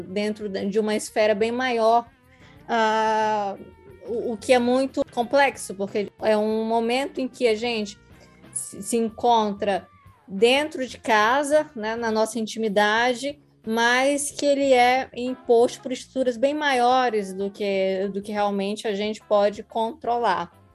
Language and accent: Portuguese; Northeast Region, Brazil; nós que somos nordestinas